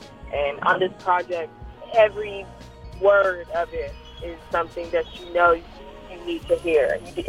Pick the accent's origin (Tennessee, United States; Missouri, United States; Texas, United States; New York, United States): Tennessee, United States; Nashville; I'm from Nashville, Tennessee.